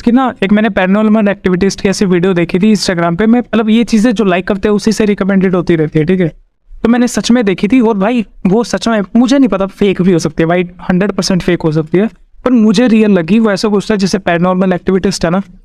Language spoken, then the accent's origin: Hindi; Haryana, India; मैं हरियाणा से हूँ